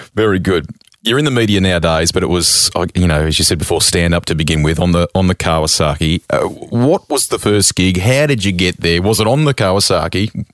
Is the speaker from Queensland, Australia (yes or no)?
no; Sydney, New South Wales, Australia; I grew up here in Sydney